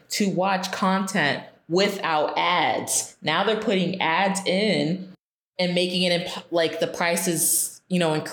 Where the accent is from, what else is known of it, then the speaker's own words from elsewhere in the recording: Florida, United States; we reside in Florida and I grew up in Florida